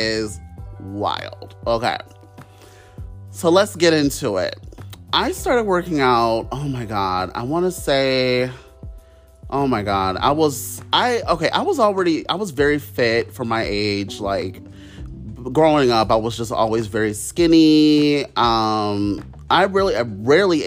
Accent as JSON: {"language": "English", "region": "Ohio", "country": "United States", "said": "I'm from Ohio"}